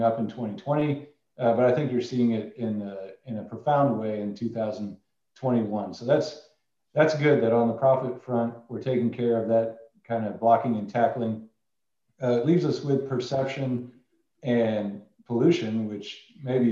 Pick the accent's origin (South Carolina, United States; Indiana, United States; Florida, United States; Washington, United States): Indiana, United States; moved away; I grew up in Indiana in a small oil field